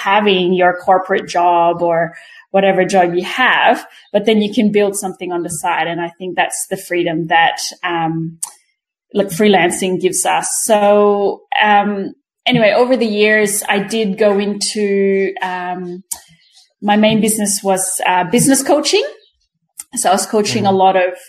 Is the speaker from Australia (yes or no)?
yes; Australia; also born or lived in Quezon City, Philippines; I live in Canberra in Australia. I was born in Manila in Quezon City. So I was 10 when we migrated. That was 1991. So I pretty much grew up here.